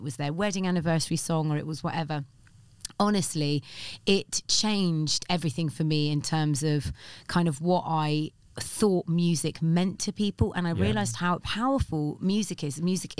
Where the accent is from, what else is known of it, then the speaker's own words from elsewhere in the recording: Reading, South East England, United Kingdom; And it was in Reading where I grew up. I'm not a Londoner. I was just a Mockney on KISS.